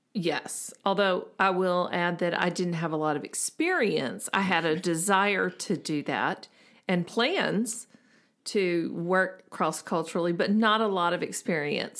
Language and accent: English; the South, United States; we're from the South